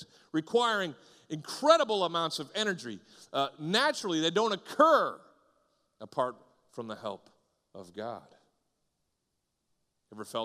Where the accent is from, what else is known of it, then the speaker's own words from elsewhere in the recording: Northeast, United States; moved away; also born or lived in the South (US); I grew up in the Northeast, and I came down here to the South and started going to churches